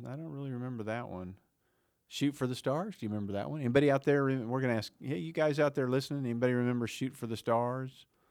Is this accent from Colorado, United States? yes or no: no; Oklahoma, United States; we grew up in Oklahoma in the South or Midwest or whatever you wanna call our area